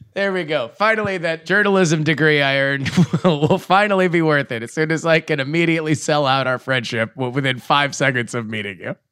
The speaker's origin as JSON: {"language": "English", "region": "Florida", "country": "United States", "said": "I'm from Florida"}